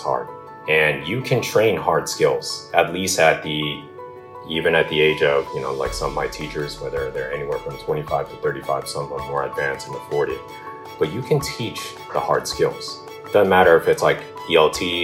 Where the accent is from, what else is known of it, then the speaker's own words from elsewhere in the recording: Southern California, United States; moved away as an adult; now in Vietnam; Vietnamese American, born and raised in California or Southern California